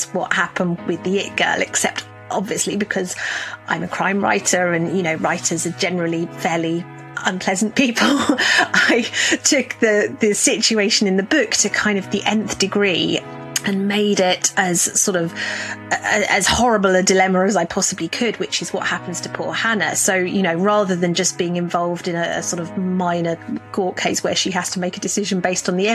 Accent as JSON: {"language": "English", "country": "United Kingdom", "said": "As I'm British"}